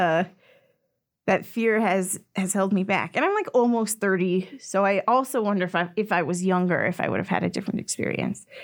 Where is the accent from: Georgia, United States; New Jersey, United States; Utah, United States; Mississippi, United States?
Utah, United States; Orem; I grew up in Orem, Utah